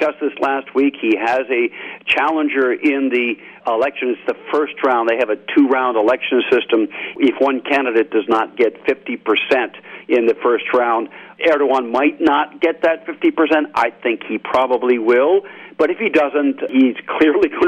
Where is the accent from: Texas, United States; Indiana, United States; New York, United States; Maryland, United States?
Maryland, United States; Senator Chris Van Hollen in Maryland, my home state.